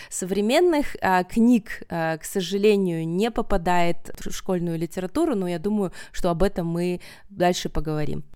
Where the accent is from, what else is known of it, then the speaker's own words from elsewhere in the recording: Kazakhstan; also born or lived in Kostomuksha, Karelia, Russia / United States; now in Almaty, Kazakhstan; я родом из Карелии, э, из Костомукши. А потом я окончила основную школу в Казахстане на казахском языке